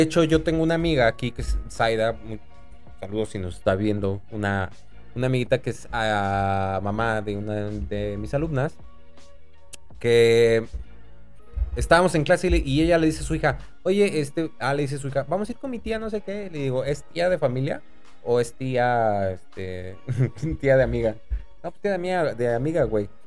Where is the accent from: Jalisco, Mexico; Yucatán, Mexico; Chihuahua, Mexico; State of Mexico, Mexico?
State of Mexico, Mexico; now in Monterrey, Mexico; chilango del Estado de México, no soy chilango, soy mexiquense